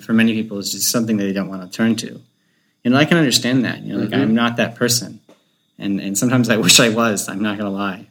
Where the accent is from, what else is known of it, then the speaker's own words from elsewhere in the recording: North Florida, United States; I'm from North Florida, which is, like, basically Georgia